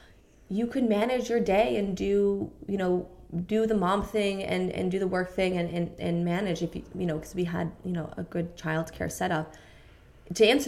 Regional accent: New York, United States; moved away as an adult; now in London, United Kingdom; we were in New York, which is where I'm from

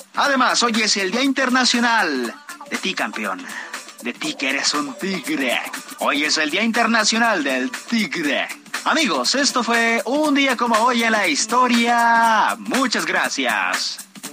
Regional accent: Querétaro, Mexico; El municipio de Querétaro, de donde yo soy, tiene un milloncito.

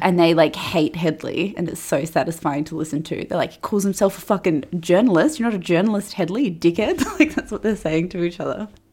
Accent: Perth, Western Australia, Australia; I was growing up in Perth

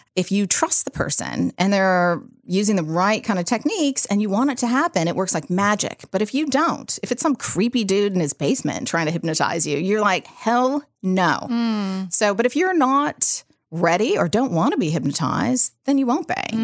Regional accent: San Rafael, California, United States; So I grew up in California, Bay Area, and in a little, well, not a little town, but a place called San Rafael, which is just right over the Golden Gate Bridge.

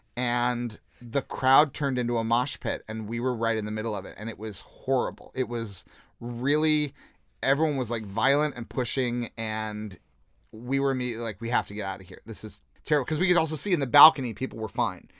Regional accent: Jefferson City, Missouri, United States; accent: American; moved away as an adult; also born or lived in Liverpool / London; I grew up in Jefferson City, Missouri, which is, uh, the capital of Missouri

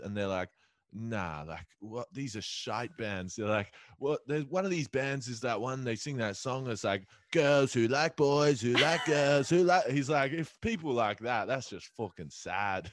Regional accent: Adelaide, South Australia, Australia; I grew up in Adelaide and you could ride a mechanical bull in Adelaide.

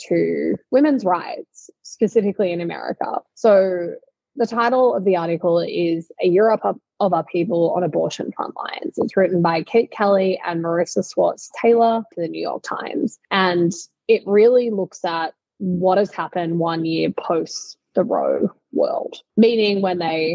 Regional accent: Australia; in Australia, my home country

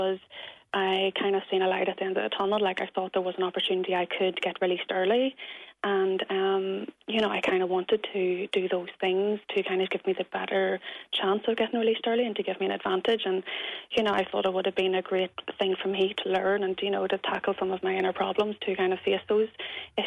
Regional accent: Belfast, Northern Ireland, United Kingdom; moved away as an adult; before I moved to the north

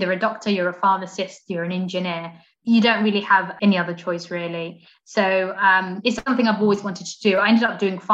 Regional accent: Portsmouth, South East England, United Kingdom; I was the only black African girl in my school growing up in Portsmouth

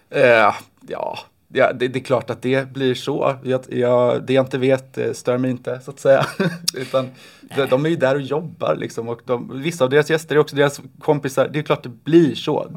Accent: Oskarshamn, Kalmar County, Sweden; Jag älskar mina hemtrakter.

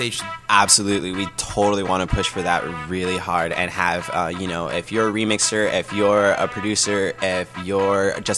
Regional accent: Los Angeles, California, United States; Growing up in Los Angeles as a kid, LA radio was a big thing.

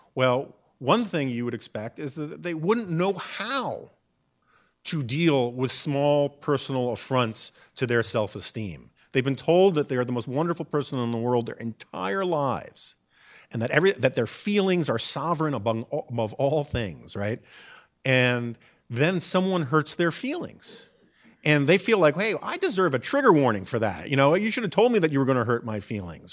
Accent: New York City, New York, United States; born or raised there; now in Washington, United States

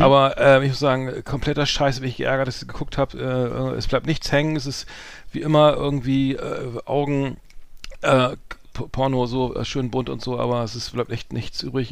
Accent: Bremen, Germany; ich als Bremer

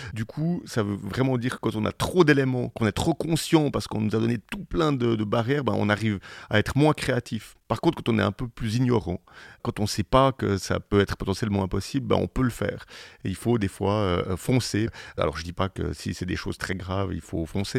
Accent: Switzerland; on est en Suisse parce qu'on est Suisse

